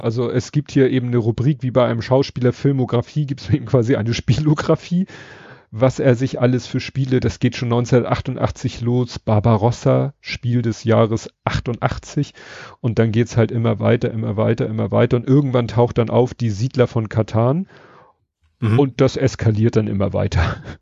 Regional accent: Hamburg, Germany; ich als Hamburger

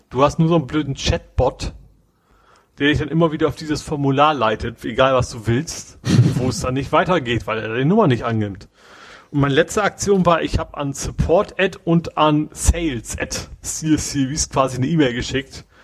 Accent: Hamburg, Germany; Globetrotter, der auch durchaus äh, kennt man ja, gerade als Hamburger

